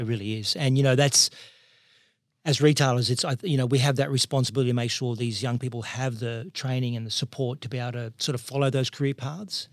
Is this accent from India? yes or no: no; Parramatta, New South Wales, Australia; born and raised in Parramatta